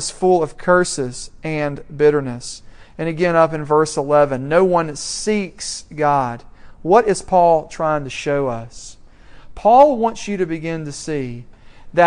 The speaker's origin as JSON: {"language": "English", "town": "Franklin", "region": "Tennessee", "country": "United States", "tie": "born or raised there", "moved": "yes", "said": "my hometown of Franklin, Tennessee"}